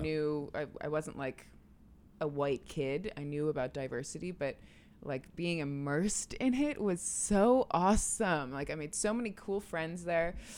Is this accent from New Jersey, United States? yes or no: no; Clinton, New York, United States; also born or lived in Albany, New York; I was born in Albany and then raised in a small town, Clinton, New York